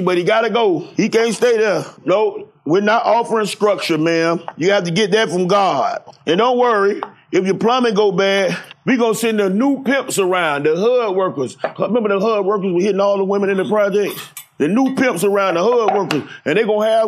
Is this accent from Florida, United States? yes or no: yes; Miami, Florida, United States; I'm from Jackson Memorial Hospital, man. I was raised off WIC, Medicaid, food stamps